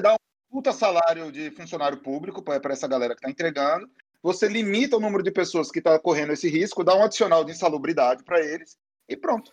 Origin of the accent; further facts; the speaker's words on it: Aracaju, Sergipe, Brazil; moved away as an adult; now in Rio de Janeiro, Brazil; eu moro no Rio, né, já tem, acho que doze anos, sei lá, mas, é, fui criado em Aracaju